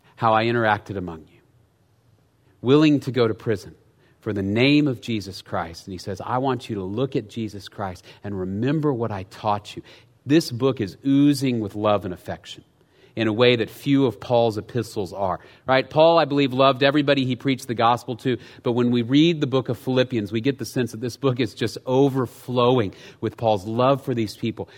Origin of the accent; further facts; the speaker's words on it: United States; as Americans